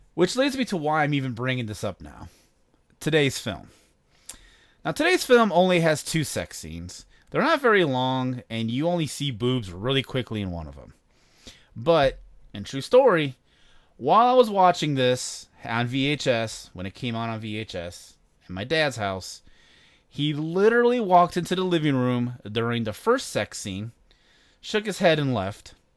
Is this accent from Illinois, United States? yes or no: yes; Chicago, Illinois, United States; now in Indianapolis, United States; I'm from Chicago. I live in Indianapolis